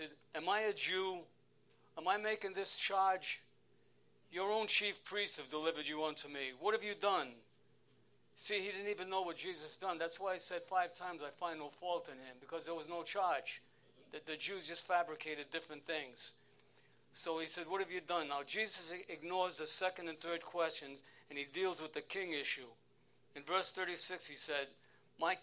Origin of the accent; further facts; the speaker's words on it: Providence, Rhode Island, United States; moved away as an adult; now in Maine, United States; I'm originally from Providence, Rhode Island. Federal Hill, the Italian section, Little Italy. I lived on Spaghetti Lane.